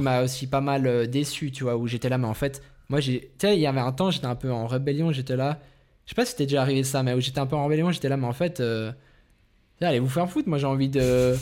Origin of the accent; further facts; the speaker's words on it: Vaud, Switzerland; on vient de Suisse, on vient du canton de Vaud